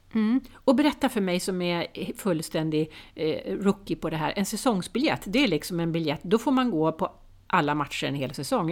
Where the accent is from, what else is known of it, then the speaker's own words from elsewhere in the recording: Stockholm, Stockholm County, Sweden; som stockholmare